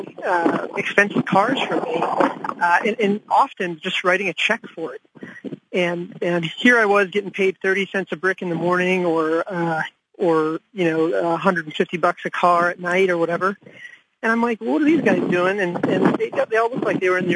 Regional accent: Ashburn, Virginia, United States; also born or lived in India; now in Washington, D.C., United States; I came from India, and I grew up, about half my time growing up was in India, and half my time was in this small town called Ashburn, Virginia

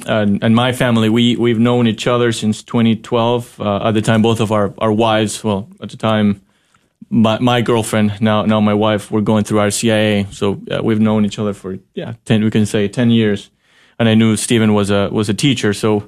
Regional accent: Ecuador; English is a second language; now in Fort Worth, United States; I come from Ecuador, which is a mostly Catholic country, and my hometown had, you can choose from wherever high school schools that you wanted.

